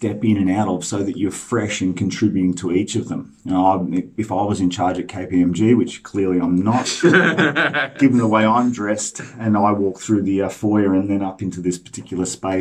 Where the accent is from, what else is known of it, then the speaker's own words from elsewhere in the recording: Melbourne, Victoria, Australia; I grew up in the same street as Windy Hill